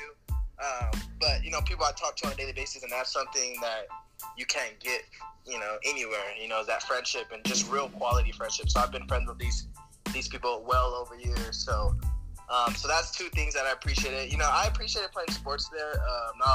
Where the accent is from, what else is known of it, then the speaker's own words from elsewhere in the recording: Albuquerque, New Mexico, United States; moved away as an adult; now in Greeley, United States; I was raised in Albuquerque, New Mexico